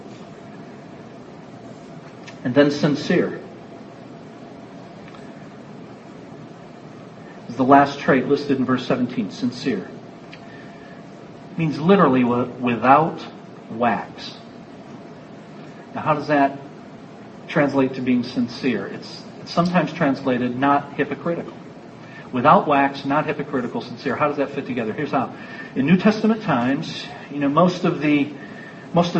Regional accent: United States; I'm an American

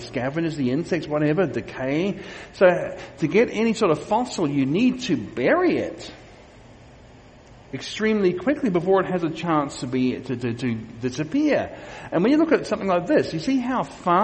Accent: Queensland, Australia; these are from my home state of Australia, of Queensland in Australia

